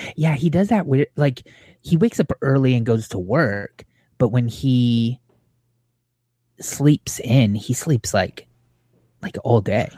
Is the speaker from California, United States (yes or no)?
yes; Southern California, United States; growing up in Southern California